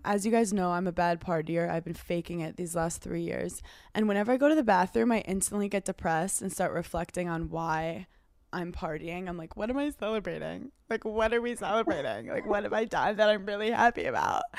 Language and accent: English; New York City, New York, United States; I grew up in Brooklyn